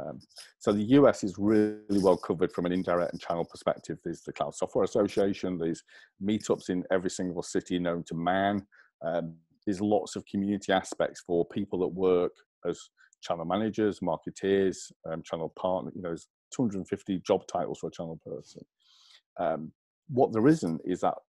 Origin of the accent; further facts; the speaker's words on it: England, United Kingdom; accent: English; take my little English accent